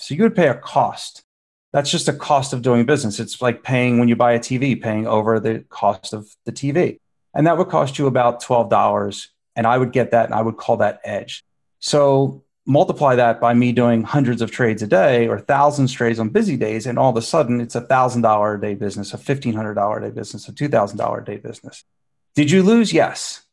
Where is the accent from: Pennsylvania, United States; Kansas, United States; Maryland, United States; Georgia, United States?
Pennsylvania, United States; Philadelphia; born or raised there